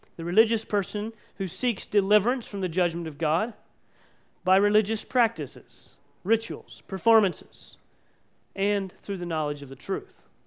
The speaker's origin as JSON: {"language": "English", "country": "United States", "said": "we as American Christians and as Mennonite Christians"}